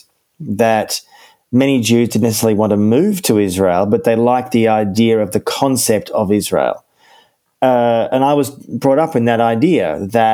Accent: Melbourne, Victoria, Australia; I was born in Melbourne in Australia in 1974, and I grew up in a fairly typical Jewish home

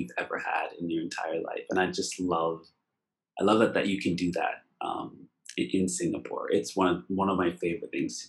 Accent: Nova Scotia, Canada; I'm from Nova Scotia

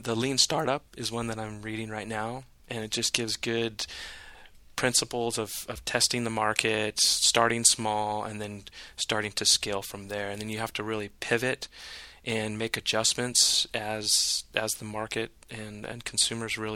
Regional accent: Northern California, United States; now in San Diego, United States; I grew up in Northern California, so I would be out on the lake, on Lake Shasta

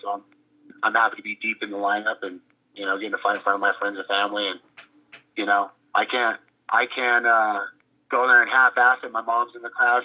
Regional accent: Oklahoma, United States; now in Albuquerque, United States; I was born in Oklahoma

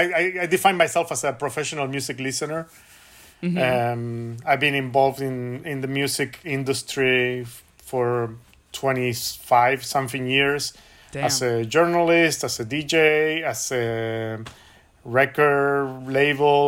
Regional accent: Buenos Aires, Argentina; moved away as an adult; also born or lived in San Francisco / Los Angeles; now in Oakland, United States; I was born and raised in Buenos Aires, but I've been living in California for 20 years now

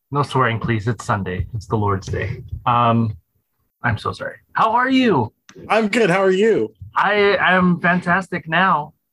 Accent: Phoenix, Arizona, United States; I was born in Phoenix, Arizona.

